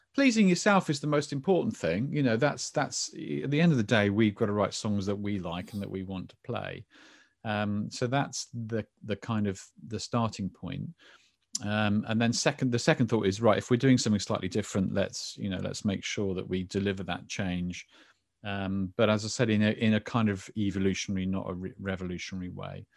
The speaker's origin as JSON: {"language": "English", "region": "England", "country": "United Kingdom", "said": "I'm very English"}